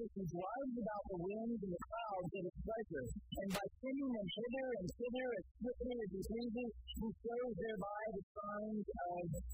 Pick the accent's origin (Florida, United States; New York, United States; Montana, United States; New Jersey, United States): Florida, United States; now in California, United States; I grew up in Florida